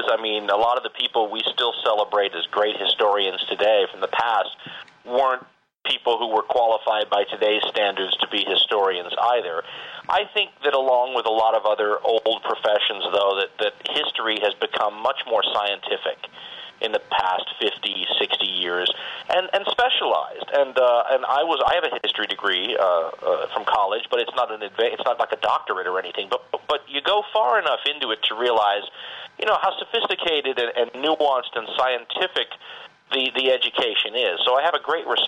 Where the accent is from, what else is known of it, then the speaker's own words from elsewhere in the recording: Los Angeles, California, United States; I grew up in the Valley in Los Angeles